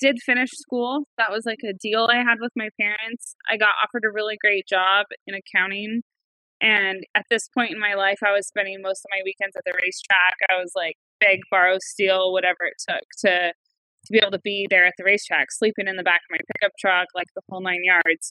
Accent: Northern California, United States; I grew up in Northern California with my parents and my four older brothers

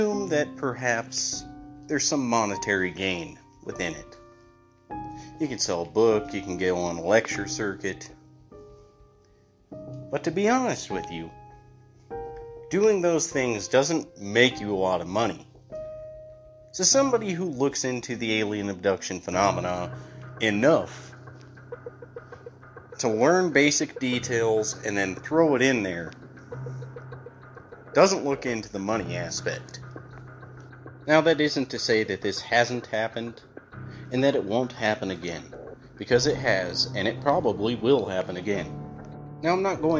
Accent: Grand Junction, Colorado, United States; I am from Grand Junction, Colorado

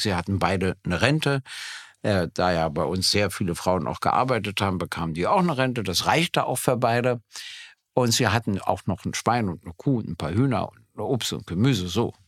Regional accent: Berlin, Germany; ich bin ja nur in Berlin geboren worden und äh, in Berlin aufgewachsen und äh, bin natürlich ein Ur-Berliner

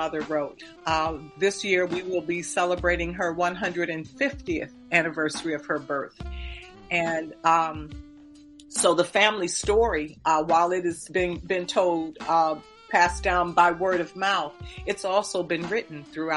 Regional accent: Dayton, Ohio, United States; I am from Dayton, Ohio. My family has been in Dayton, Ohio since 1802

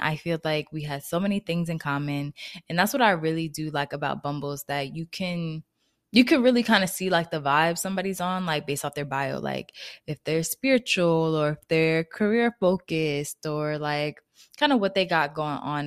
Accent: New Jersey, United States; moved away as an adult; also born or lived in Florida; I moved back to Jersey where I'm originally from

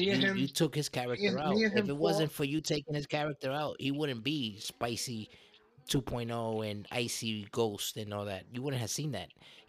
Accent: Brooklyn, New York, United States; I'm a Brooklyn guy. I'm a guy from Brooklyn who grew up fighting like you did

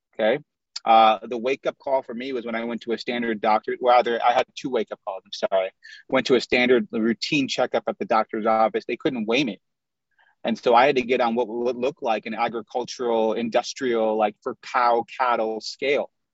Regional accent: Chicago, Illinois, United States; also born or lived in Indiana; I was born in the U.S., but my parents are Pakistani, and so I grew up around a lot of Indian food. And I grew up in the Midwest. I'm from Chicago. We lived in Indiana for a little while

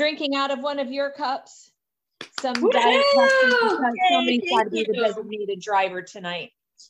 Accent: Boston, Massachusetts, United States; now in Philadelphia, United States; I'm from originally the Boston area. Now I'm outside of Philly.

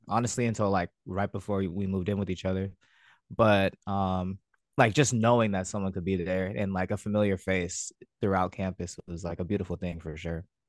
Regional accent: American Canyon, California, United States; also born or lived in Vallejo / San Diego; I grew up in American Canyon. Uh, I lived in Vallejo for some time as well. Um, that is in Northern California

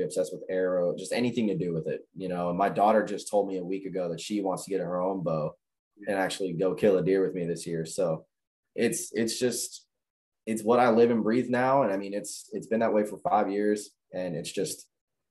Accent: Illinois, United States; I'm from Illinois

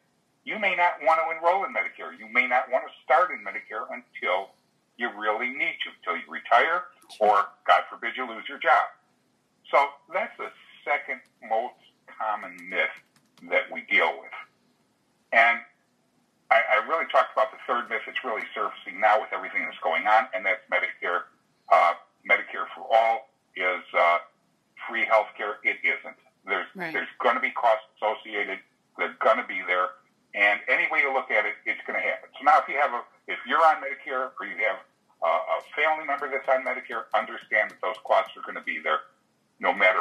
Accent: Chicago, Illinois, United States; now in Florida, United States; I'm a native Chicagoan

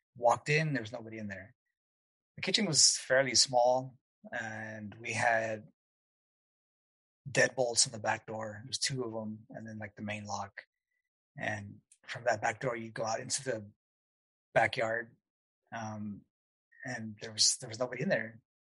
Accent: El Paso, Texas, United States; moved away; I'm from El Paso originally, way West Texas

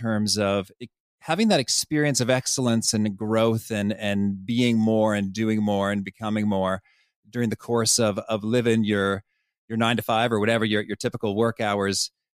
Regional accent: Danville, Illinois, United States; I would go to the Danville Public Library, where I grew up in Illinois

